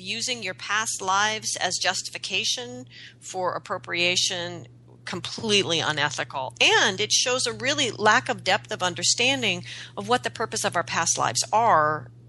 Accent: Pacific Northwest, United States; I grew up in the Pacific Northwest

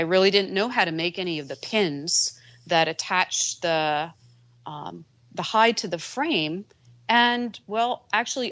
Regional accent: New Jersey, United States; I'm a girl from Jersey

